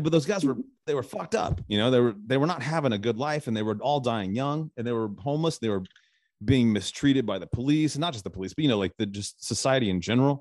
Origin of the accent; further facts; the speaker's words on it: Arizona, United States; now in Nashville, United States; I'm originally from Arizona